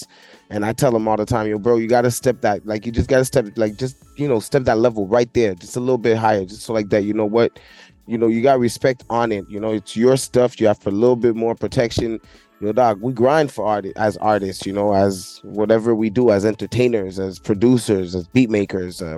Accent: Canada; I'm from Canada

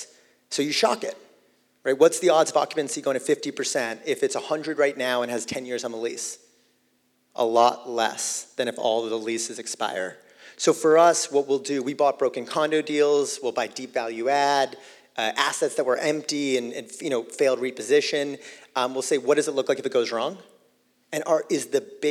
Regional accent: Boston, Massachusetts, United States; a kid growing up in Boston

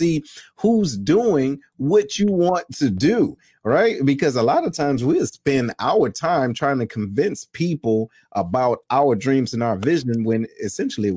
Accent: Detroit, Michigan, United States; I'm from Detroit

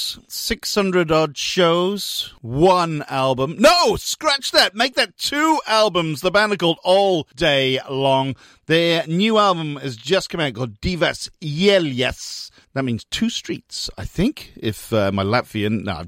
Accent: Newport, Wales, United Kingdom; moved away; I grew up in Newport.

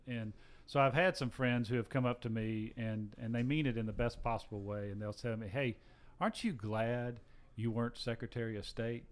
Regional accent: Gainesville, Georgia, United States; also born or lived in Alpharetta, Georgia; I'm a sixth generation Georgian. I grew up in Gainesville, Georgia, the poultry capital of the world.

